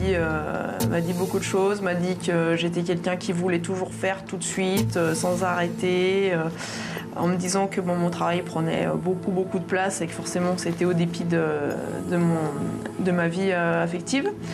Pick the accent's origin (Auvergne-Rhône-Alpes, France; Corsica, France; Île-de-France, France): Auvergne-Rhône-Alpes, France; Savoie; on est venu de Savoie ce matin.